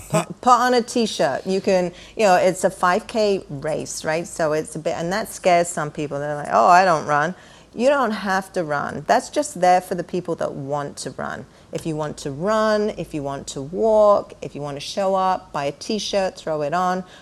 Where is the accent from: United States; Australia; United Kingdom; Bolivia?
United Kingdom; England; moved away as an adult; I was born and raised in England.